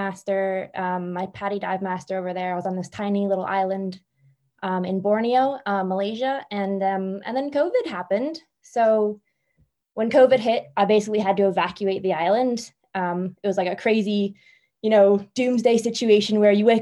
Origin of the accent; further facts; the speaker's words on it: Philadelphia, Pennsylvania, United States; moved away as an adult; also born or lived in Spain; now in Ireland; I'm from Philly. And I up and left Philadelphia and I moved to Spain